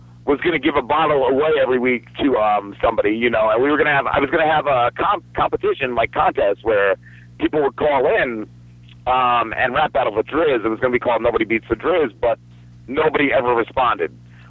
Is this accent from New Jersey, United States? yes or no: yes; New Jersey, United States; now in South Jersey, United States; I grew up in North Jersey, about 10 minutes from New York City